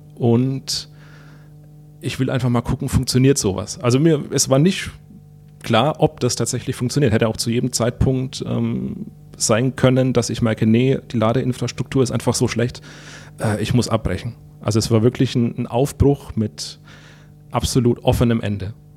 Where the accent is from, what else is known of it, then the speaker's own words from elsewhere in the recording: Würzburg, Bavaria, Germany; durch meine Heimat hier